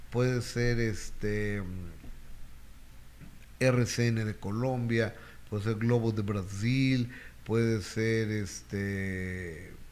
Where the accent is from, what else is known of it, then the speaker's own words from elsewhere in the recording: Peru; soy de Perú, si se le puede preguntar sobre mi país